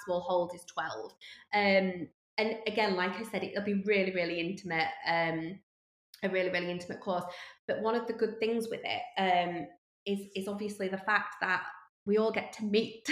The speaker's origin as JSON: {"language": "English", "region": "Yorkshire and the Humber", "country": "United Kingdom", "said": "we're from Yorkshire."}